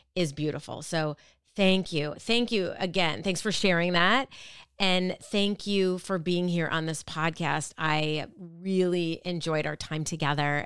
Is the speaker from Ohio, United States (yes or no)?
no; Minneapolis, Minnesota, United States; moved away; I grew up in Minneapolis